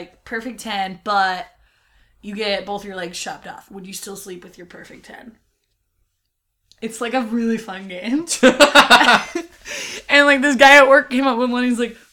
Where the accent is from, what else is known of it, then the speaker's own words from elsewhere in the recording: Elk Grove, California, United States; Elk Grove, California